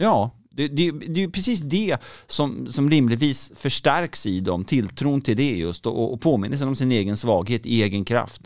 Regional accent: Gothenburg, Västra Götaland, Sweden; Jag kommer från Göteborg

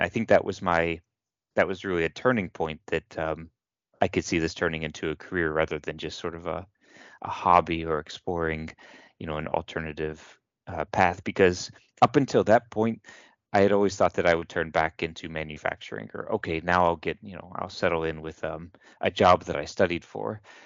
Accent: Kentucky, United States; moved away; I'm from the United States, from Kentucky, and I went to a local university, the University of Louisville

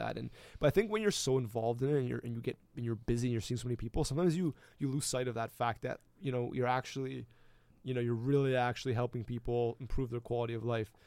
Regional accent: Canada

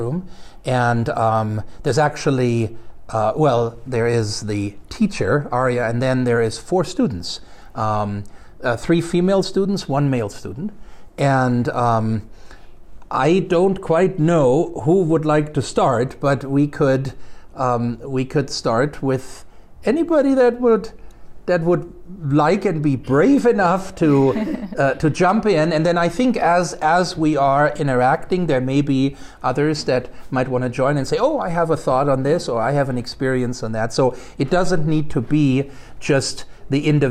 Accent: Germany; English is a second language; moved away as an adult; now in Missoula, United States; I was born and raised in Germany

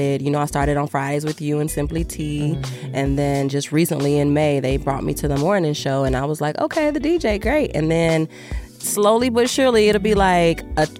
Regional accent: Chicago, Illinois, United States; Chicago, Southside

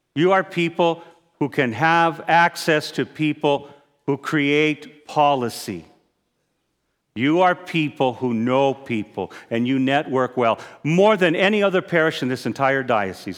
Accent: Arizona, United States; I'm a native Arizonan. I hunt and fish. I also have gun. That's part of growing up in Arizona

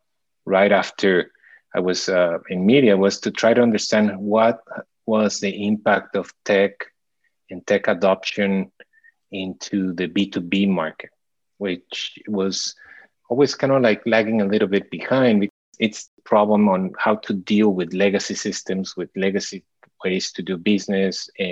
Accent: Mexico City, Mexico; moved away as an adult; now in Miami, United States; I was born and raised most of my life there in Mexico City. And I came to Miami about right out of college, 20 something years ago.

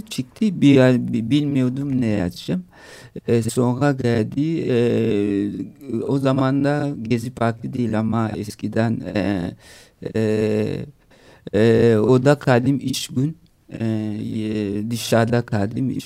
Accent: DR Congo; Turkish is a second language; also born or lived in Italy / Paris, France; now in Istanbul, Turkey; anneannem yanına gittim Kongo'ya. E, Kongo'ya köy büyüdüm ben

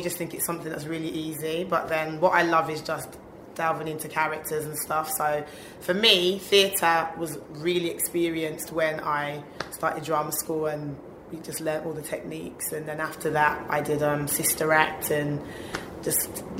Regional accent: Birmingham, West Midlands, United Kingdom; I've been in London the past 3 years, so to be in my hometown, I'm like, come on. Like, rep Brum all day.

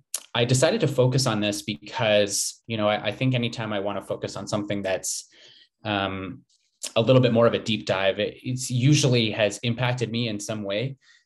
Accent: Slave Lake, Alberta, Canada; now in Edmonton, Canada; I come from the Lake of the Strangers area, also known as Slave Lake, Alberta in Treaty 8 territory.

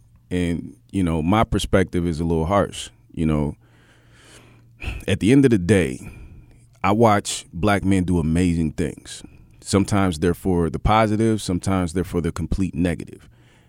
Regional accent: Indianola, Mississippi, United States; born there; At the end of the day, when I was born in Indianola, Mississippi.

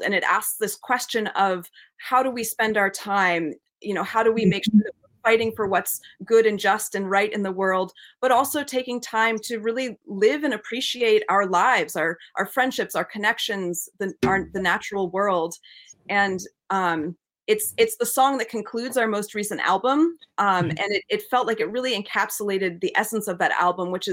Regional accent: New England, United States; we grew up with English and American folk traditions growing up in New England

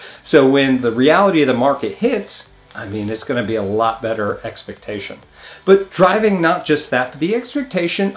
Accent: New York, United States; moved away; I come from New York, a lot of Italian people always talking with their hands

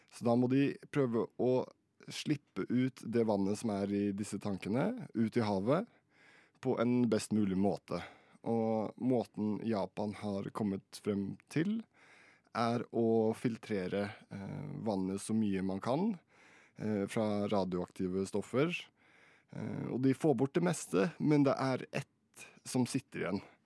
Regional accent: Fredrikstad, Østfold, Norway; Jeg er fra Fredrikstad

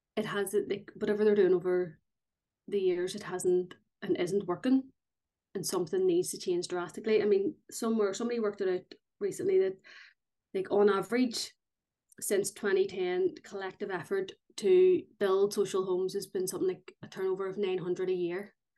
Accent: Belfast, Northern Ireland, United Kingdom; I'm from North Belfast

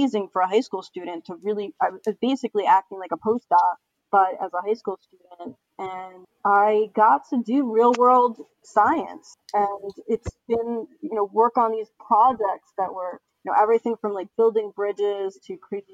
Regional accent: Stony Brook, New York, United States; I grew up on Long Island, which is in New York State.

